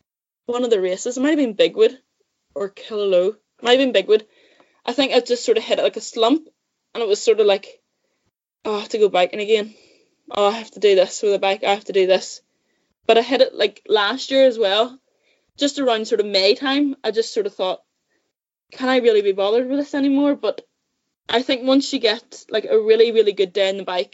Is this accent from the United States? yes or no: no; Saintfield, Northern Ireland, United Kingdom; I grew up in Sainfield, about half an hour from Belfast. In County Down.